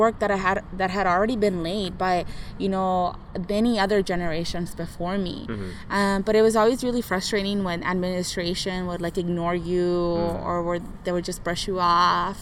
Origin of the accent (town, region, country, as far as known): Santa Ana, California, United States; born or raised there